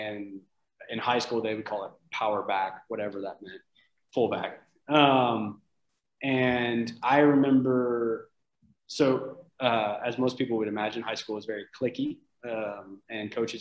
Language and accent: English; Oxford, Mississippi, United States; moved away as an adult; also born or lived in Panama City, Florida; now in Utah, United States; I'm from Oxford, Mississippi. I'm from Ole Miss, University of Mississippi. And so I grew up there, born and raised.